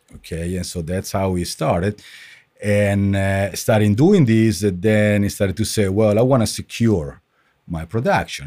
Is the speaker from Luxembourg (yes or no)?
no; Italy; moved away as an adult; I grew up in Italy. I finished my study in in Italy. I worked in Italy